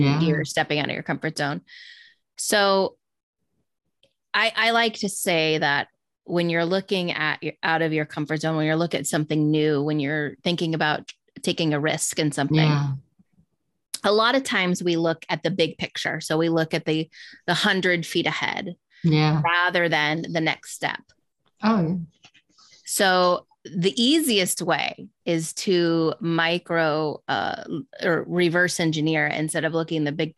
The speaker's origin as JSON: {"language": "English", "region": "Midwest", "country": "United States", "tie": "born or raised there", "moved": "as an adult", "lives_now": "Florida, United States", "said": "I grew up in the Midwest and I recently moved to Florida."}